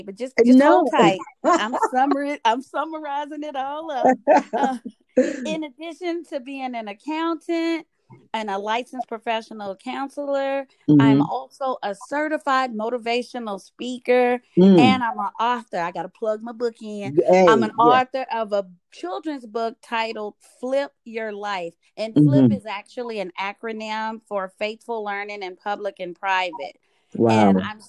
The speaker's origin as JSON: {"language": "English", "town": "Austin", "region": "Texas", "country": "United States", "tie": "born or raised there", "moved": "as an adult", "lives_now": "Phoenix, United States", "said": "was born and raised in Austin, Texas"}